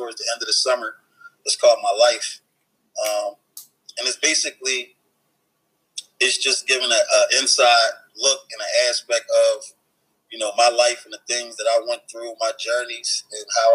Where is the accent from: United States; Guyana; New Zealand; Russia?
United States; Philadelphia, Pennsylvania; I'm from North Philly, so where my block, you know, where I grew up on